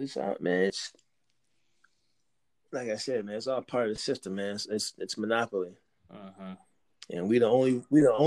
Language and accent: English; United States; We're Americans